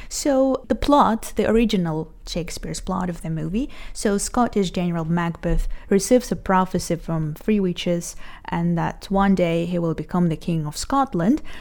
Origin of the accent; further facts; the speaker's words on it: Israel; I'm 29 years old And I'm from Israel.